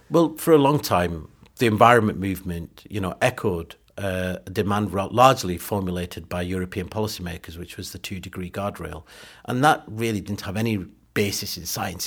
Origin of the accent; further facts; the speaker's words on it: Burnley, North West England, United Kingdom; also born or lived in Pakistan; I grew up in Burnley, in Lancashire, in the s, seventies and eighties.